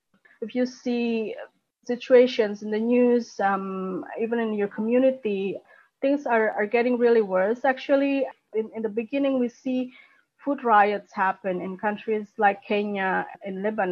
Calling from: Jakarta, Indonesia; I'm speaking here from Jakarta, actually, where the COVID pandemic has still hitting hard.

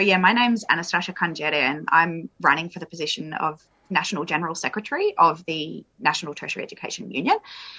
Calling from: Victoria, Australia; And I'm also calling from Wurundjeri country.

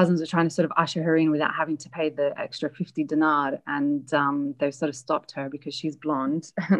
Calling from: London, United Kingdom; accent: Australian; Actually, I'm calling you from London.

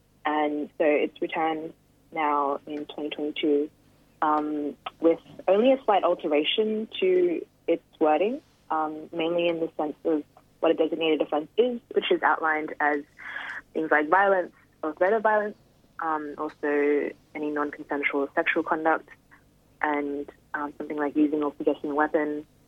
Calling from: New South Wales, Australia; Yeah, I'm joining from Darug Country, which is also known as Western City.

